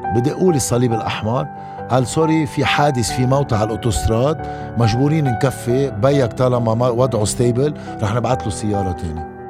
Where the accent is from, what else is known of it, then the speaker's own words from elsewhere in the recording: Lebanon; ضيعتي اللي هو بحبها، اللي هي عبر اللي ربيت فيها